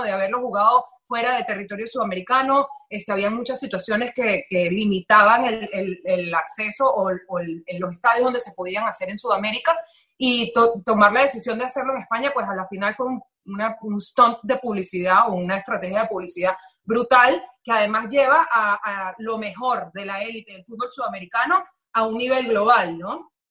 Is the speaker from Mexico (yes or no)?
no; Venezuela; now in Miami, United States; íbamos hablando normal, como tres venezolanos